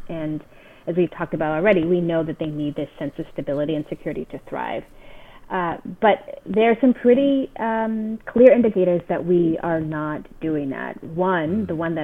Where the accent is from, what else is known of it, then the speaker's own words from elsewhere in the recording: California, United States; That's my home state